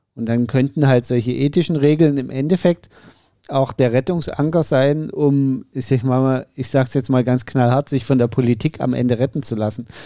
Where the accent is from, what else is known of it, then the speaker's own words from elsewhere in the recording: Saxony, Germany; es ist mein Heimatbundesland